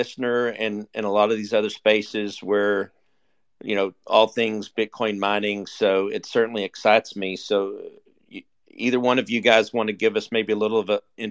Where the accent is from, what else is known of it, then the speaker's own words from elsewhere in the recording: Texas, United States; I'm from Texas